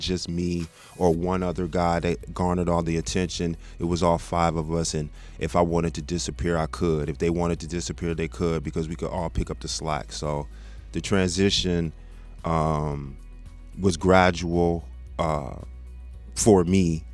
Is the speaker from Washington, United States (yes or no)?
no; Texas, United States; moved away as an adult; also born or lived in South Bend, Indiana; now in Michigan, United States; I'm originally from Indiana. I'm from okay. South Bend, but I grew up in Texas